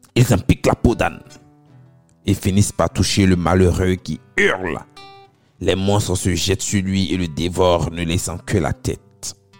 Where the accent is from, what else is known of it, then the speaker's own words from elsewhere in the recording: Abobo, Abidjan, Côte d’Ivoire; chez nous, à Abobo